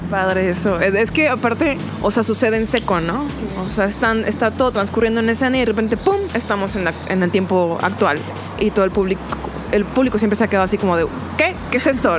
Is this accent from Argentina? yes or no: no; Ensenada, Baja California, Mexico; moved away as an adult; now in Guadalajara, Mexico; cuando recién llegué a Guadalajara, este, soy, de, soy de Ensenada, soy de La Baja